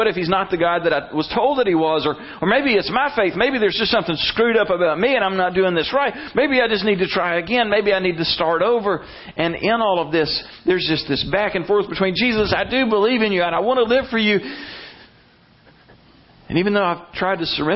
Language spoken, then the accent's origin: English; Brundidge, Alabama, United States; growing up in Salem Baptist Church in Brundage, Alabama